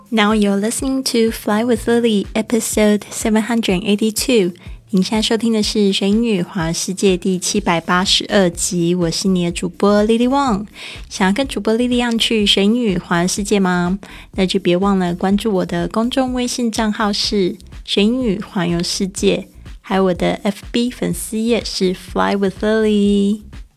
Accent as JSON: {"language": "Chinese", "country": "Taiwan", "accent": "Taiwanese Mandarin", "said": "我的台湾国语出来"}